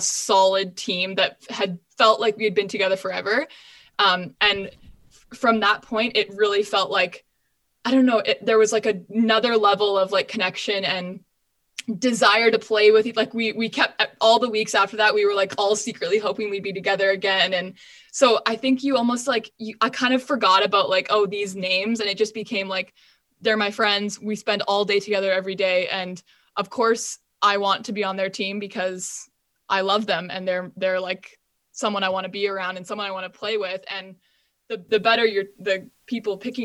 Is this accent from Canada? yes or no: yes; Canada